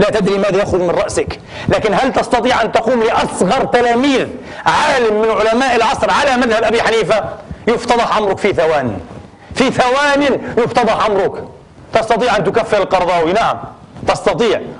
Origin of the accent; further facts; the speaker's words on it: Palestine; أنا فلسطيني لا أتكلم عشر معشاره عن قضيتي